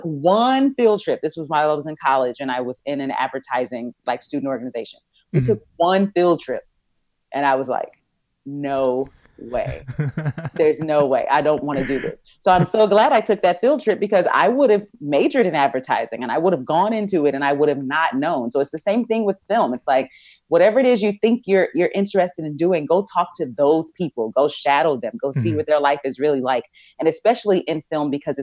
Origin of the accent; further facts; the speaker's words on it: Texas, United States; I'm from Texas